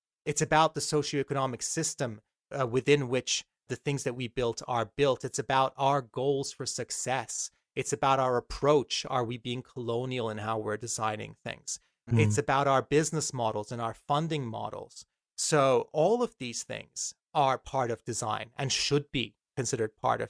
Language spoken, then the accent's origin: English; Malaysia; I was a spoiled little 8-year-old, 7-year-old brat growing up in Malaysia.